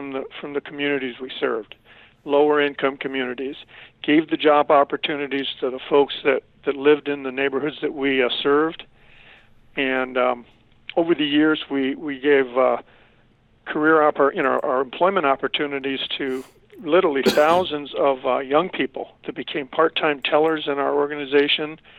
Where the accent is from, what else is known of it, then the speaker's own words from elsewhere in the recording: San Pedro, California, United States; a lowrider and street fighter growing up in San Pedro